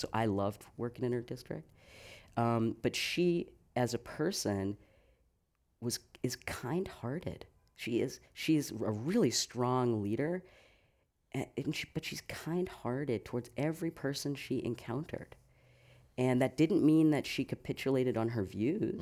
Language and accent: English; south of Boston near Cape Cod, Massachusetts, United States; moved away as an adult; also born or lived in New York City / Tucson, Arizona; now in San Francisco, United States; I grew up in Massachusetts, uh, just south of Boston near Cape Cod